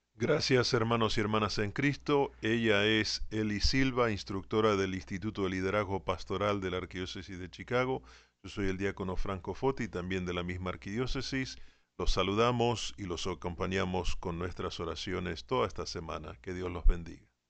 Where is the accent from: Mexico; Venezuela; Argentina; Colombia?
Argentina; como soy argentino